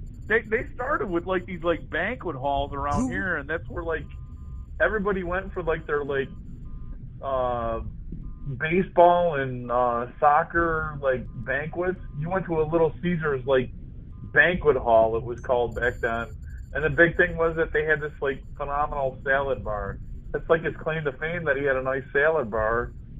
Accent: Detroit, Michigan, United States; moved away; it's from my hometown.

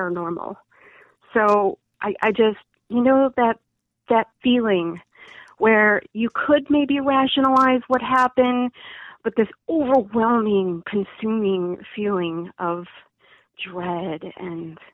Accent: Chicago, Illinois, United States; also born or lived in Midlothian, Illinois; I grew up in Chicagoland, and I actually spent some years in Midlothian, Illinois

